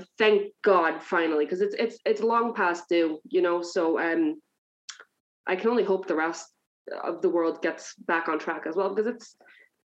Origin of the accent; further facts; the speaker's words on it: New Jersey, United States; moved away as an adult; now in Ireland; I'm originally from New Jersey, so I'm a few steps away from home at this point, and I'm here 11 years